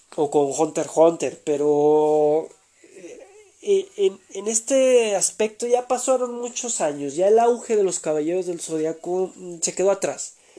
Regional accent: Mexico; México, que es mi país natal.

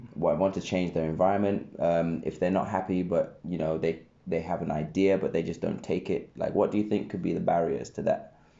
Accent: Reading, South East England, United Kingdom; I grew up in Reading

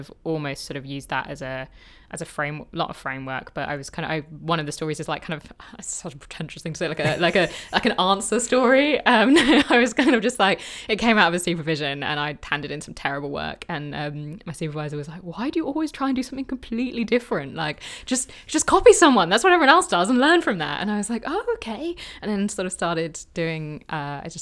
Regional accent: London, United Kingdom; moved away as an adult; also born or lived in Bath; I grew up in London. I was always just in London

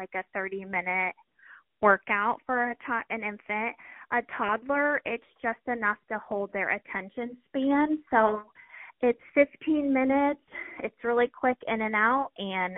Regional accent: Florida, United States; now in Springfield, United States; I grew up in Florida, so we lived on the water

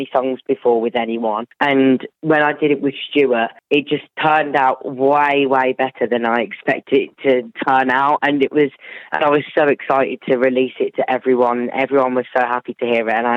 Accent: Solihull, West Midlands, United Kingdom; born or raised there

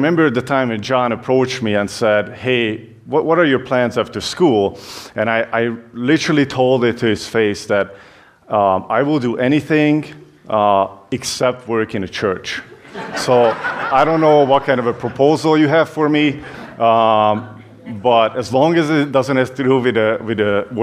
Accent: Hungary; English is a second language; moved away; you can tell that I have an accent. I'm from Hungary originally

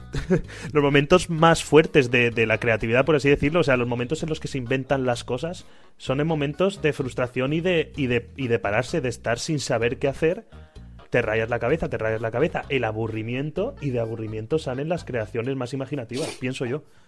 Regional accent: Xixona, Valencian Community, Spain; en Gijona, en mi casa

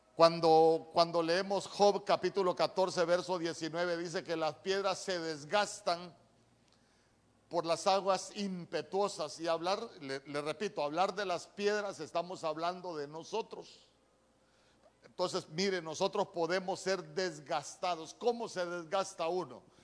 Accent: Choluteca, Honduras; aquí en mi pueblo

